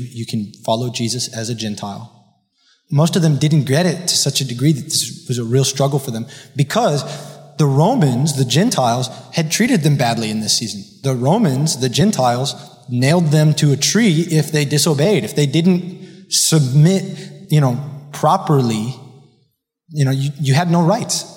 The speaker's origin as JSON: {"language": "English", "town": "Miami Beach", "region": "Florida", "country": "United States", "tie": "born or raised there", "said": "I was raised here in Miami Beach by wise, godly parents"}